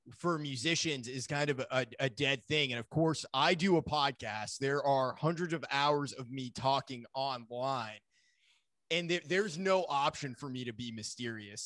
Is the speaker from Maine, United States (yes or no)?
yes; Maine, United States; I grew up in Maine